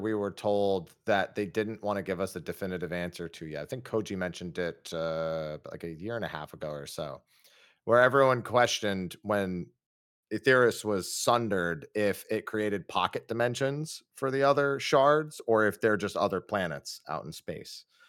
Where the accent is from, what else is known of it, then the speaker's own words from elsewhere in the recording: Northeast, United States; we're both from the Northeast.